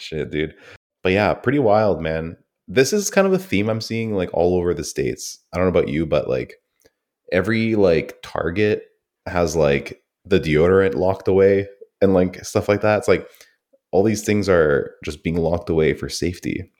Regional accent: Canada; I'm so detached from Canadian anything

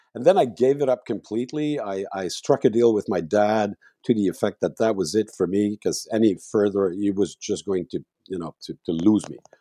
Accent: Montreal, Quebec, Canada; moved away as an adult; now in Mont-Tremblant, Canada; I was born in Montreal

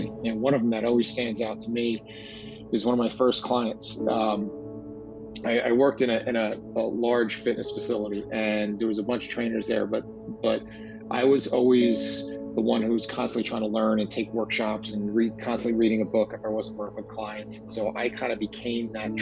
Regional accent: New Jersey, United States; As you could tell by my exotic accent, I am from New Jersey

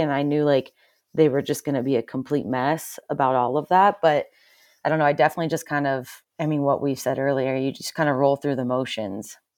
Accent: Pennsylvania, United States; now in Salt Lake City, United States; I lived, I grew up in Pennsylvania, kind of middle of nowhere, Amish country

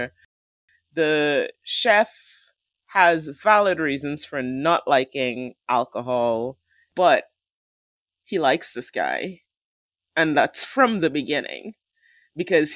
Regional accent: Trinidad & Tobago; I am from Trinidad.

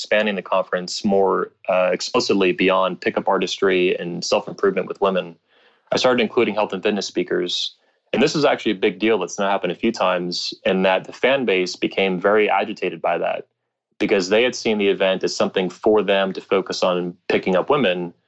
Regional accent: Florida, United States; I'm from Florida, you know, I'm a native Floridian.

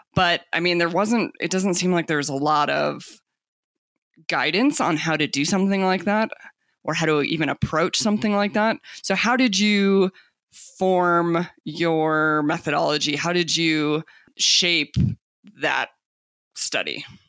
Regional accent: Tucson, Arizona, United States; moved away; I grew up in Tucson, Arizona, so right again, also along the U.S. Mexico border

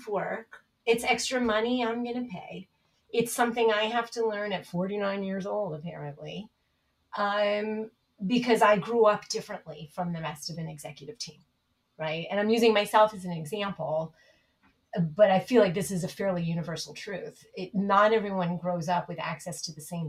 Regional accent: New York City, New York, United States; I grew up in the Bronx

